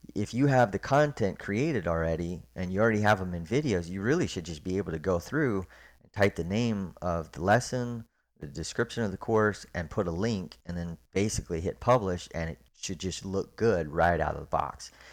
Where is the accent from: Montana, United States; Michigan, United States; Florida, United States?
Florida, United States; Orlando; moved away as an adult; also born or lived in Park City, Utah; now in Memphis, United States; I grew up in Orlando, Florida